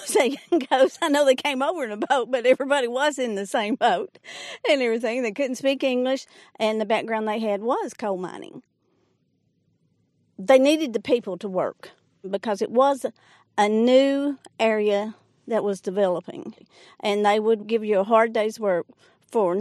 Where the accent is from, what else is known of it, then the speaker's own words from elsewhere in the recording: Jenkins, Kentucky, United States; I'm retired from Jenkins Head Start. I was born and raised here.